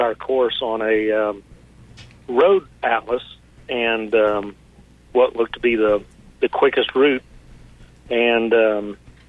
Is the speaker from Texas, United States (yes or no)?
yes; Fort Worth, Texas, United States; here just northwest of downtown Fort Worth at a local lake. And I was 9 years old that summer